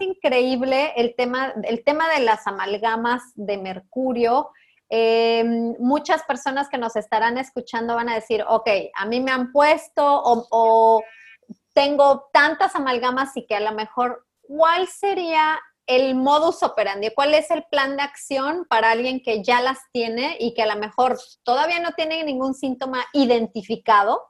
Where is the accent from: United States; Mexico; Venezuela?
Mexico; aquí en México, aquí en mi país, incluso en mi comunidad